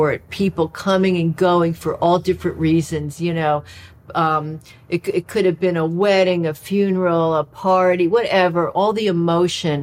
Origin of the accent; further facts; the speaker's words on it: Atlantic City, New Jersey, United States; we're from Atlantic City